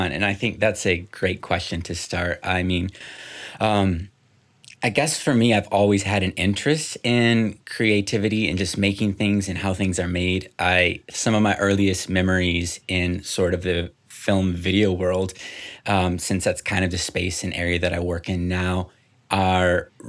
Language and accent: English; Dominican Republic; also born or lived in Guatemala; So I was born in Guatemala, um, was there until I was three years old. Then they moved to the Dominican Republic, which is where I spent the majority of my you know childhood.